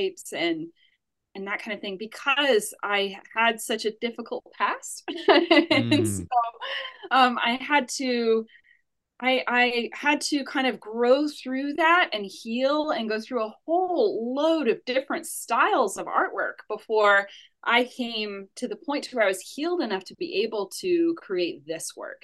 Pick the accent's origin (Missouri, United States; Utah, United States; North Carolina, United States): North Carolina, United States; Asheville; also born or lived in New York City / United Kingdom; I'm from Asheville, North Carolina, as you said. I grew up here